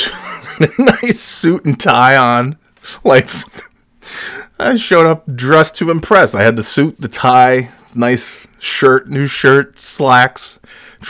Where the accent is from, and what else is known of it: New York, United States; born or raised there; moved away